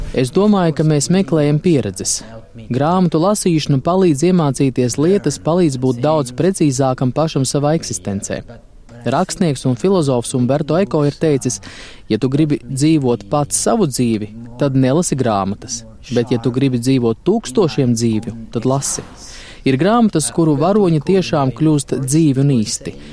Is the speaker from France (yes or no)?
yes; France; es pats esmu francūzis